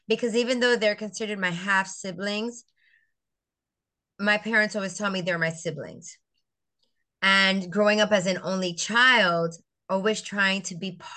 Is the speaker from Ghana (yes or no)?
no; St. Croix, U.S. Virgin Islands; also born or lived in Puerto Rico; I grew up in the Virgin Islands, on St. Croix, the island of St. Croix